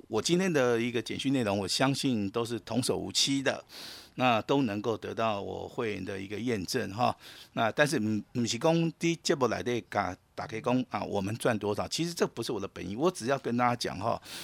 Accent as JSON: {"language": "Chinese", "country": "Taiwan", "said": "我们台湾人"}